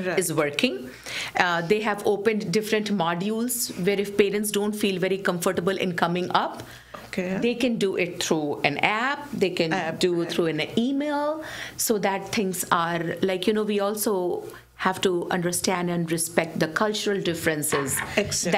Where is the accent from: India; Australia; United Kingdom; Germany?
India; Bihar; now in Michigan, United States; my home state, in my home country, in India, in Bihar, in the city of Patna.